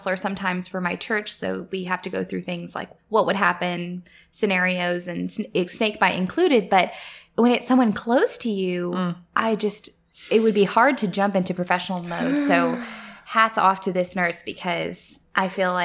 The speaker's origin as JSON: {"language": "English", "region": "Texas", "country": "United States", "said": "I'm from Texas"}